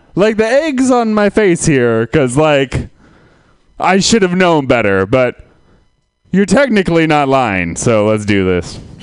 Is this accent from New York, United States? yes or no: no; Santa Rosa, California, United States; I am from Santa Rosa